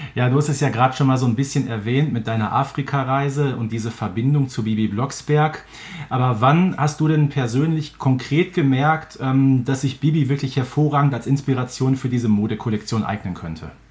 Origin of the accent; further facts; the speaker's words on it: Herten, North Rhine-Westphalia, Germany; Hatten wir in Herten auch so einen kleinen Laden. Hallscheid hieß